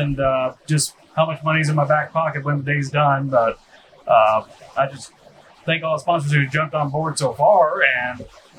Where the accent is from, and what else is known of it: Emmetsburg, Iowa, United States; born or raised there